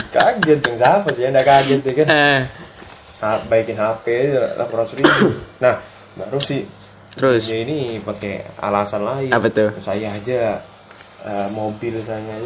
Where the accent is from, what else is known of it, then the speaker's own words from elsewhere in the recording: Java, Indonesia; saya orang Jawa pak, saya juga uh, memang didikan saya kayak gini.